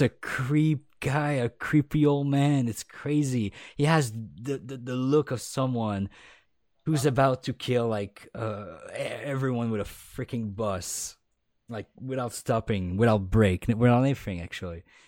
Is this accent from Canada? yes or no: yes; Quebec, Canada; accent: Quebec French; first language French; English is a second language